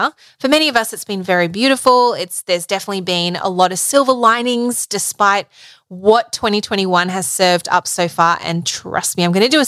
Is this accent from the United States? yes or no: no; Melbourne, Victoria, Australia; moved away; my hometown, Melbourne